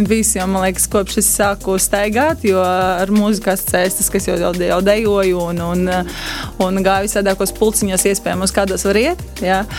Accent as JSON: {"language": "Latvian", "region": "Latgale", "country": "Latvia", "said": "Nē, es ļoti lepojos ar to, no kurienes es nāku un kur ir manas saknes, un labprāt to nesu pasaulē."}